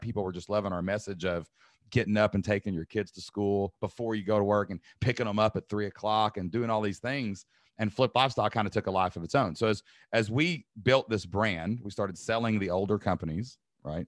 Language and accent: English; Southeast Kentucky, United States; the y'all part is definitely just growing up, you know, in Southeast Kentucky